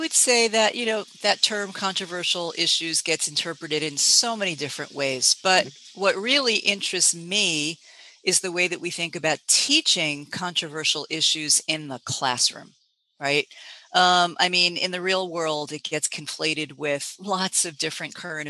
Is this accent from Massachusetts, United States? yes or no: yes; Boston, Massachusetts, United States; now in San Francisco, United States; I came from the Boston area.